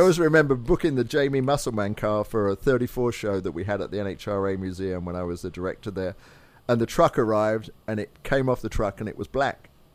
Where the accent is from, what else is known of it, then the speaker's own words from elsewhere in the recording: Kent, South East England, United Kingdom; moved away; also born or lived in Northampton; I was born in Northampton, which is north of London, but I grew up in Kent, which is on the south side